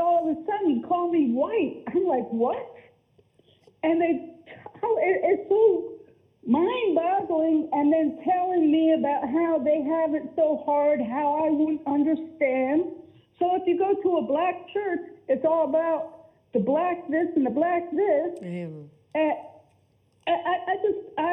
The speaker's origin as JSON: {"language": "English", "town": "Pottstown", "region": "Pennsylvania", "country": "United States", "moved": "yes", "lives_now": "Richmond, United States", "said": "I'm from Pennsylvania"}